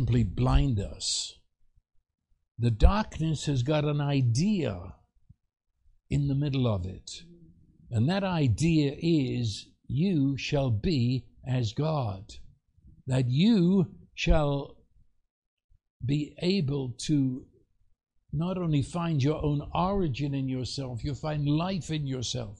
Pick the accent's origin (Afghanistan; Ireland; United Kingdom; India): United Kingdom; moved away; I'd meet another Brit